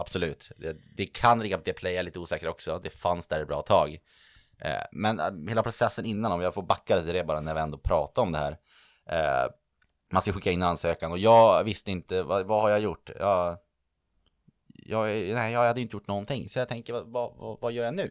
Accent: Örnsköldsvik, Västernorrland County, Sweden; moved away as an adult; also born or lived in Uppsala; now in Stockholm, Sweden; från Örnsköldsvik, född och uppvuxen mitt ute ingenstans där, men väldigt nöjd över det. Bor nu i Stockholm

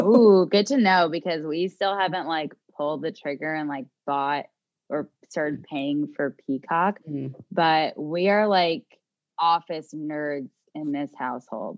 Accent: New Jersey, United States; also born or lived in Miami; we're from New Jersey

